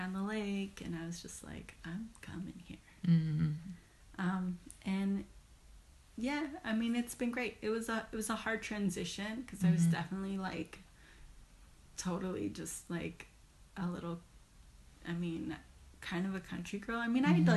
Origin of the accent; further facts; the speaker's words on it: Marin, California, United States; moved away as an adult; also born or lived in San Francisco, California; now in Oakland, United States; I'm from Marin.